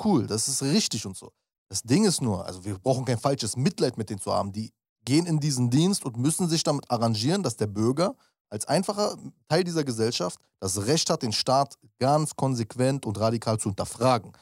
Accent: Berlin, Germany; ich bin Berliner

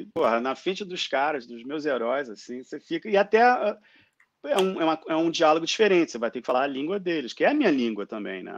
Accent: Rio de Janeiro, Brazil; born or raised there; moved away as an adult; also born or lived in Japan / San Francisco, California; now in Australia

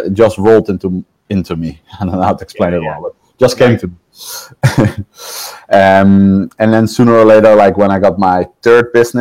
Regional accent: The Hague, South Holland, Netherlands; moved away as an adult; now in Canary Islands, Spain; I'm from the Netherlands. I'm from The Hague. Den Haag

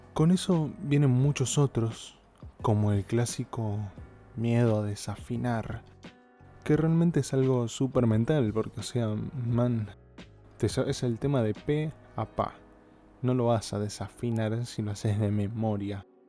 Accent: Argentina; soy de Argentina

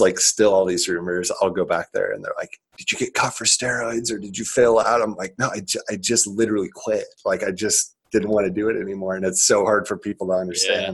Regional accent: Lincoln, Nebraska, United States; grew up in Lincoln, Nebraska, a trailer park. Actually, um, I am still in Lincoln here in Lincoln

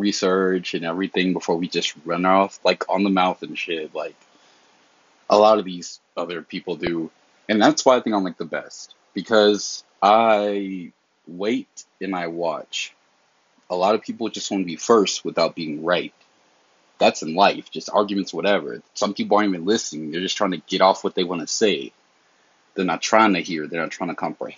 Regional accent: the South, United States; I'm from the South

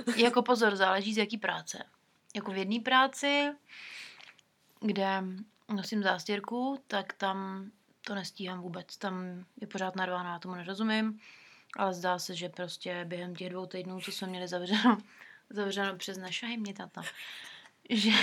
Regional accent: Czechia; moved away as an adult; now in New Zealand; jsme z Česka

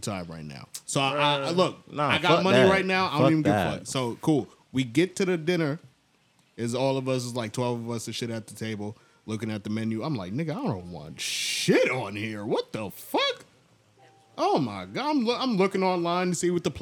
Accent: United States; I'm American

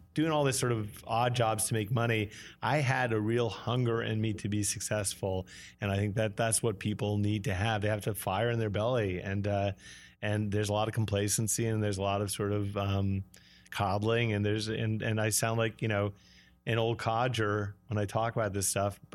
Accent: Brattleboro, Vermont, United States; moved away; also born or lived in New York City; I was six years old, and, uh, she found out this guy was gay, and we drove in the middle of the night to Vermont to a commune

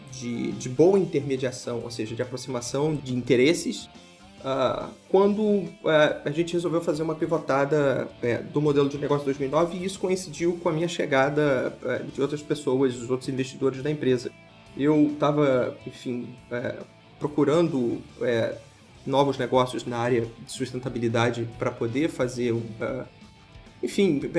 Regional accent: Rio de Janeiro, Brazil; born there; Vamos testar na, na, onde a gente nasceu, no Rio de Janeiro.

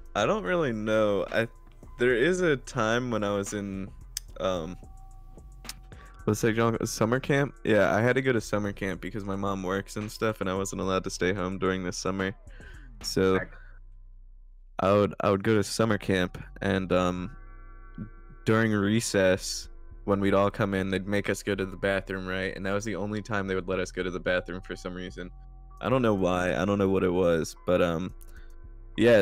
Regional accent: New Jersey, United States; so I'm from South Jersey, so that means I'm like right near the beach

